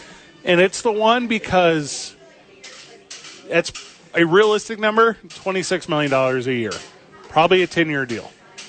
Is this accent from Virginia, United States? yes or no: no; St. Louis, Missouri, United States; I'm from St. Louis, Missouri